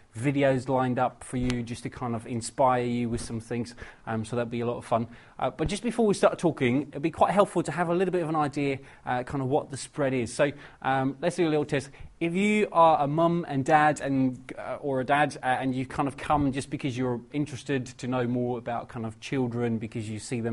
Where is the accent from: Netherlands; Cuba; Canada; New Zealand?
Netherlands; moved away as an adult; now in England; I'm originally from Holland, travelled over to England about 6 years ago and never been back since